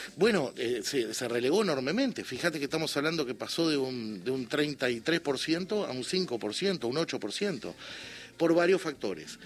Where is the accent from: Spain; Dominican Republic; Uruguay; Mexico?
Uruguay; yo con gran alegría como uruguayo